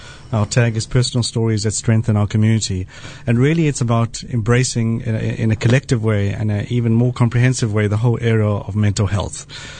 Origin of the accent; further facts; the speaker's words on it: South Africa; I will confess I have a bit of a bias because I grew up in South Africa. I know most people wouldn't be able to ascertain that from my accent.